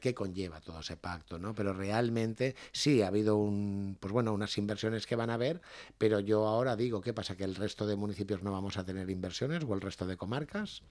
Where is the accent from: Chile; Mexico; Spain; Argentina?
Spain; Sedaví, Valencian Community; poder ser alcalde de mi pueblo